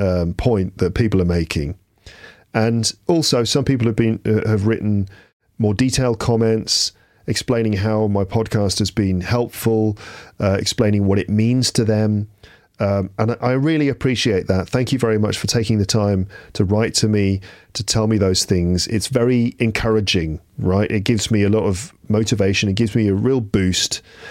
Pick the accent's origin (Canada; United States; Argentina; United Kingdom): Argentina; English is a second language; I'm from Argentina, and let me answer one question that you asked in this video with your daughter.